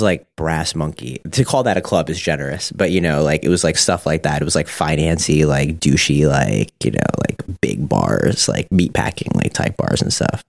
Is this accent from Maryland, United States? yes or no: no; Suffolk County, Long Island, New York, United States; born and raised Suffolk.